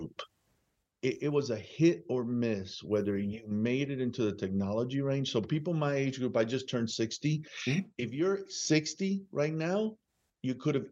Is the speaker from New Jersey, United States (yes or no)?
yes; Perth Amboy, New Jersey, United States; also born or lived in Cuba / Union City, New Jersey; If I think of a hometown, it's really Perth Amboy, New Jersey.